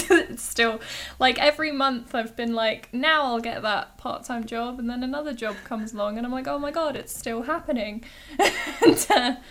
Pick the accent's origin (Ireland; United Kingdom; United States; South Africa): United Kingdom; Hayling Island, South East England; Hayling Island. It's this tiny little island off the south coast. It's next to Portsmouth, so I tend to just tell people I'm from Pompey. But, absolutely. It's a super lame place to grow up